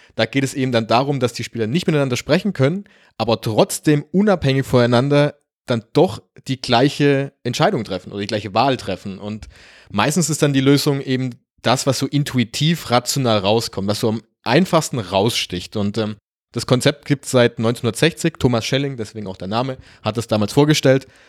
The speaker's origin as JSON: {"language": "German", "country": "Germany", "said": "wir kommen beide aus Deutschland"}